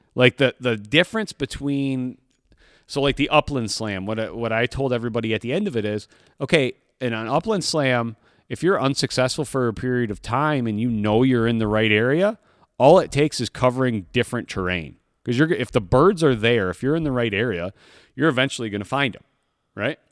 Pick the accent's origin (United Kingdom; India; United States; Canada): United States; Michigan; I grew up here in Michigan